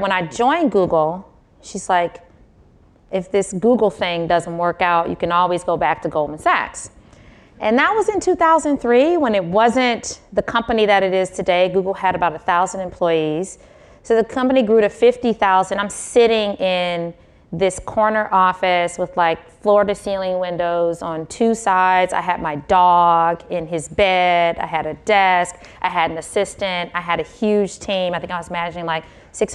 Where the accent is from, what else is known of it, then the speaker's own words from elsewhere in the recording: Detroit, Michigan, United States; moved away as an adult; also born or lived in Philadelphia / Bay Area; I grew up in Detroit